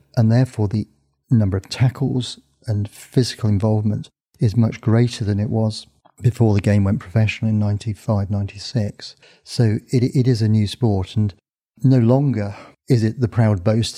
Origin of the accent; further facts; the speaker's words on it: Northampton, East Midlands, United Kingdom; my hometown, Northampton's a small town